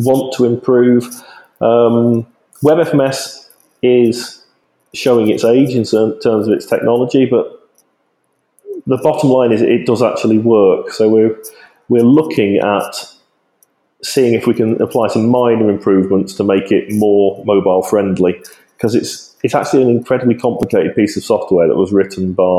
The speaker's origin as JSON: {"language": "English", "region": "Yorkshire and the Humber", "country": "United Kingdom", "said": "as a Yorkshireman"}